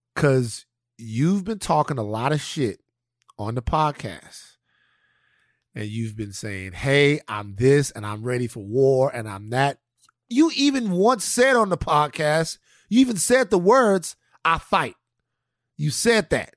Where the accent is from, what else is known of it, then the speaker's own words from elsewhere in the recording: Baton Rouge, Louisiana, United States; moved away; also born or lived in California; growing up in South Baton Rouge